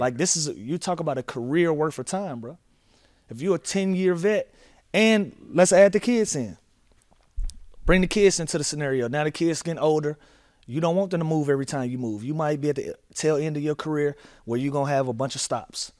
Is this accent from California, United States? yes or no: no; Atlanta, Georgia, United States; I'm from Atlanta